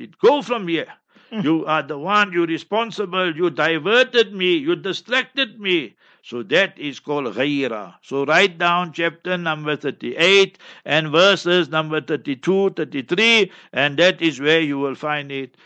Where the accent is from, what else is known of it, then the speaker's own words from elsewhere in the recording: Heidelberg, Gauteng, South Africa; moved away; also born or lived in Pakistan / Newcastle, South Africa; I am from Heidelberg, right? So you must remember that I'm born and bred there. Then I went to Pakistan, seven years approximately, 20 years Newcastle, and now here